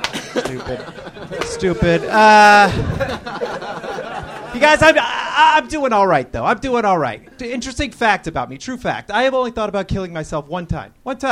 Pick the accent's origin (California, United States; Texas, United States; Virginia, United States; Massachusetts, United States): Massachusetts, United States; Marblehead